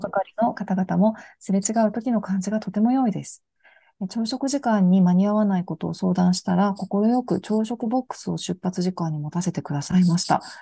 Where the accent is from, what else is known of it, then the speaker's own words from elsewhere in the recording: Hachinohe, Aomori, Japan; 私自身はもう青森県の八戸市っていうところの出身なんですけど、